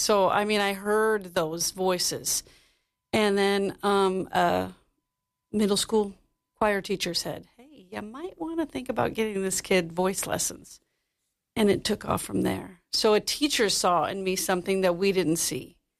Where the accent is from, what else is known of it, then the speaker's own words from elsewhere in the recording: San Diego, California, United States; moved away as an adult; also born or lived in New York City; I was raised in San Diego, and so there's a ton of beautiful musical theater and things there.